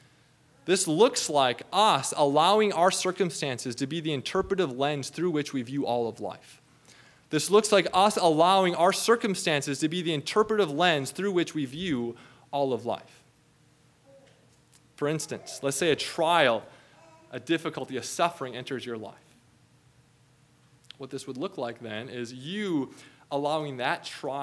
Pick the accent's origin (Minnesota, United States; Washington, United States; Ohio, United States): Minnesota, United States; growing up in Minnesota